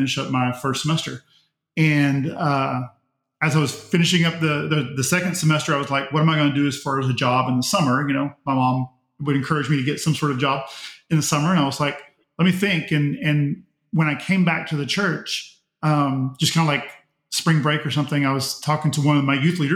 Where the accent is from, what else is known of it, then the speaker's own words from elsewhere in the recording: Pearland, Texas, United States; I grew up in United Methodist Church, Pearland First United Methodist Church, was baptized there, attended all the way through and graduated from there.